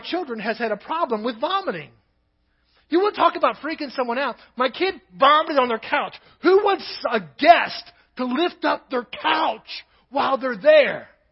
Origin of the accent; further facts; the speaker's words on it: Kentucky, United States; also born or lived in Nebraska; now in Crawford, United States; I'm from Kentucky, so in Kentucky it was a drawer